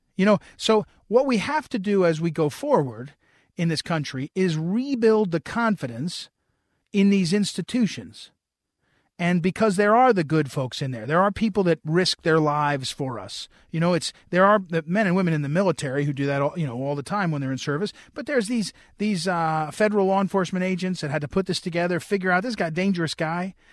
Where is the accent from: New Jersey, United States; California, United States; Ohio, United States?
New Jersey, United States; moved away; I grew up in New Jersey